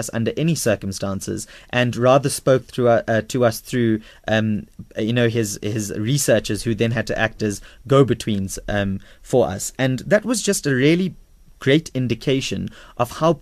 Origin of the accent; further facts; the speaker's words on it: South Africa; we as the South African people